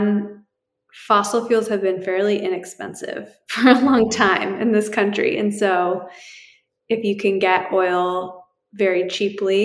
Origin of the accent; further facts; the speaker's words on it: New Hampshire, United States; moved away; also born or lived in Bay Area, California; I grew up in New Hampshire